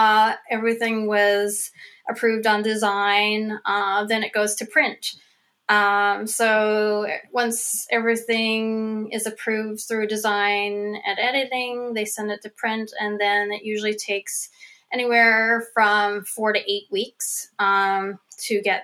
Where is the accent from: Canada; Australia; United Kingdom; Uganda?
Canada; Cow Head, Newfoundland and Labrador; my hometown, which is a little town called Cowhead, on the north, west coast of Newfoundland